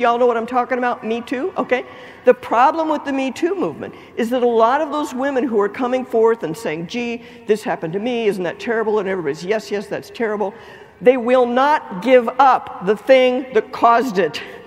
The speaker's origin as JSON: {"language": "English", "town": "Lake Charles", "region": "Louisiana", "country": "United States", "said": "I am from Lake Charles, Louisiana"}